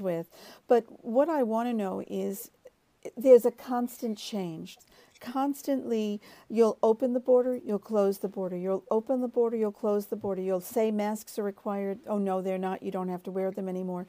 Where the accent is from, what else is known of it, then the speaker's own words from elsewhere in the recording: United States; now in Australia; as an American by birth